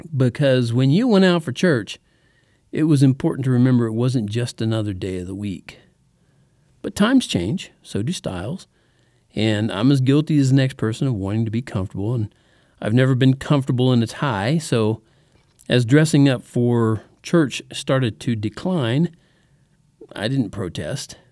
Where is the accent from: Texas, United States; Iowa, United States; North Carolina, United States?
Texas, United States; also born or lived in El Paso, Texas / Oklahoma; from about the third grade to the twelfth in Texas, that's where we lived